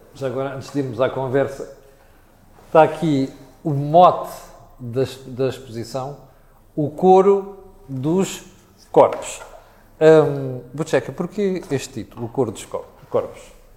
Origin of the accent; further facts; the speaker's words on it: Mozambique; now in Portugal; Moçambique, que foi o país onde eu cresci